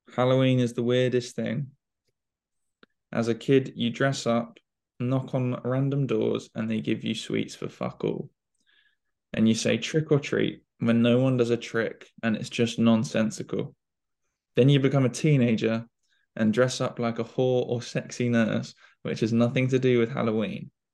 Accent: United Kingdom; we're we're British

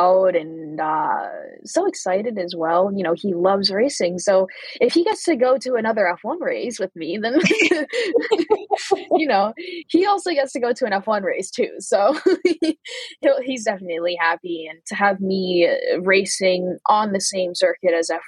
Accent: United States; I'm American

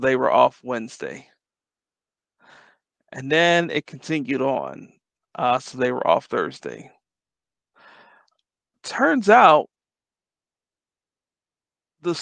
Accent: Detroit, Michigan, United States; I grew up in Detroit.

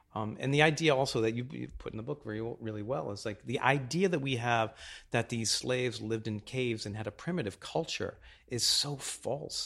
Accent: Boston, Massachusetts, United States; I grew up in Boston

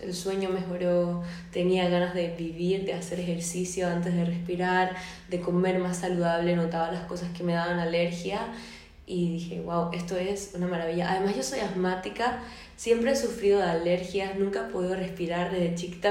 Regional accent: Venezuela; moved away as an adult; now in Spain; yo soy de Venezuela, vivo en España desde hace tres años

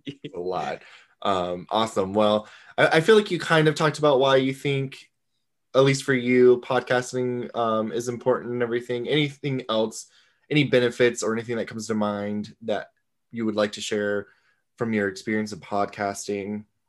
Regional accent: Florida, United States; where are you from?" Florida

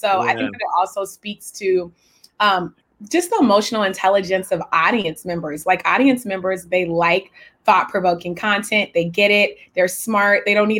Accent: California, United States; now in New York, United States; I'm from California

